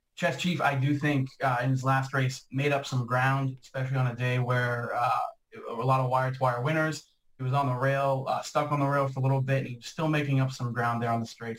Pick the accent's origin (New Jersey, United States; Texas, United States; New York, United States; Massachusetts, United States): Massachusetts, United States; Boston; I'm from the Boston area